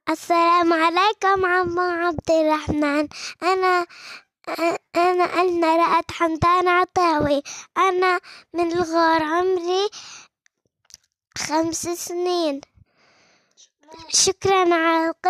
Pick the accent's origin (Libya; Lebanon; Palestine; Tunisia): Palestine; Nablus, West Bank; وإحنا من نابلس